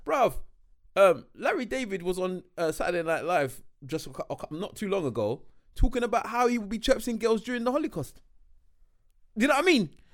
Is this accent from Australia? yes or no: no; Nigeria; me as a Nigerian